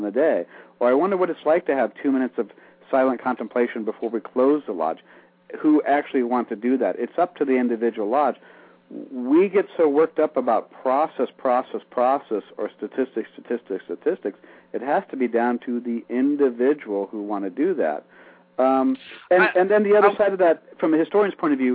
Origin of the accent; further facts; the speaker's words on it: Iowa, United States; When I grew up in small town Iowa